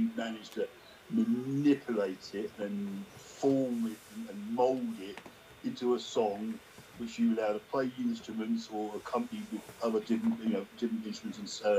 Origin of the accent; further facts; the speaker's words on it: Sheffield, Yorkshire and the Humber, United Kingdom; I'm from England. Yeah, whereabouts in England? I said, Sheffield